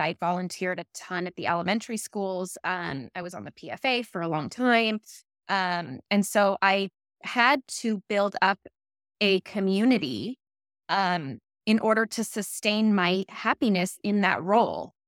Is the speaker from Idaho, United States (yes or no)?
no; Calabasas, California, United States; also born or lived in Woodland Hills / East Coast; I grew up in Calabasas